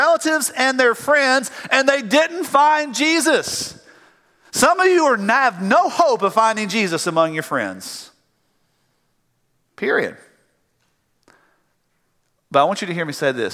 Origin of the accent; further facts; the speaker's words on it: the South, United States; I'm from the South.